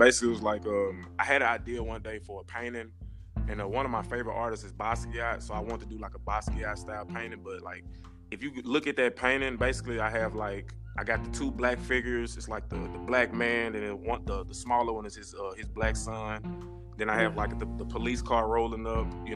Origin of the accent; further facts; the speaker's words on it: Jackson, Mississippi, United States; moved away as an adult; now in Memphis, United States; I'm originally from Jackson, Mississippi